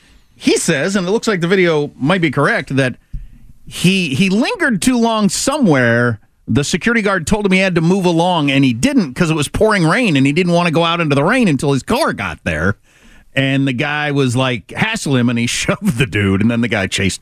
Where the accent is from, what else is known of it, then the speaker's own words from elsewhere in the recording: South Dakota, United States; also born or lived in Wisconsin / Kansas; I grew up in South Dakota and Wisconsin and Kansas, where the weather is awful.